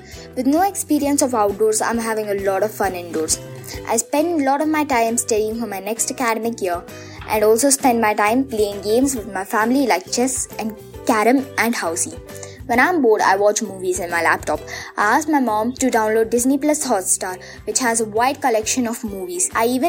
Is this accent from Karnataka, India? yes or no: yes; Bangalore, Karnataka, India; I'm 11 years old and I'm from Bangalore, India.